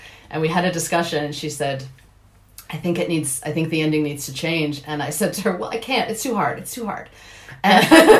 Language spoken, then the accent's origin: English; Seattle, Washington, United States; accent: American; moved away as an adult; now in Dublin, Ireland; I am originally from Seattle, Washington